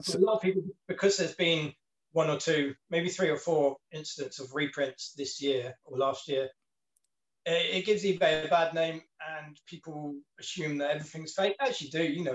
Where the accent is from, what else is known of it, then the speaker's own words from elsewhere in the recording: Plymouth, South West England, United Kingdom; that's my hometown. Mm. That's where I grew